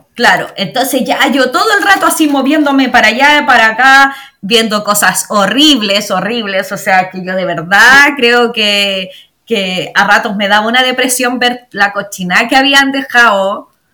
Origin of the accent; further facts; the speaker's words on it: Chimbarongo, O'Higgins, Chile; moved away as an adult; also born or lived in Santiago / La Serena; now in Australia; Soy, bueno, oriunda de Chimbarongo, de ah. Chimbarongo, que es sexta región de Chile.